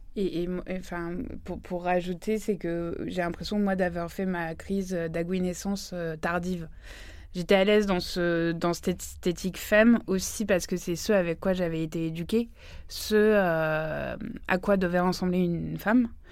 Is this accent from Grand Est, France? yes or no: no; Île-de-France, France; j'ai grandi en Île-de-France